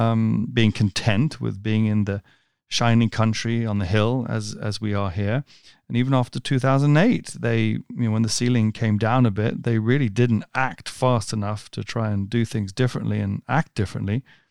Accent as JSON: {"language": "English", "country": "United States", "said": "I'm American, even though I don't sound it"}